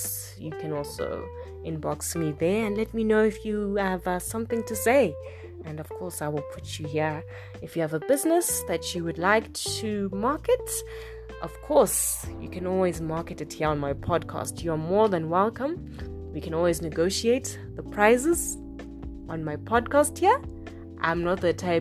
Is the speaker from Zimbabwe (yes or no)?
yes; Zimbabwe; we come from Africa, we come from Zimbabwe